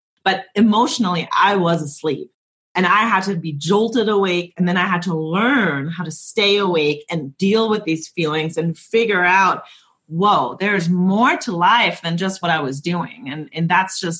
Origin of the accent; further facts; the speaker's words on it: Germany; moved away; I'm from Germany and we didn't really talk about our feelings in Germany.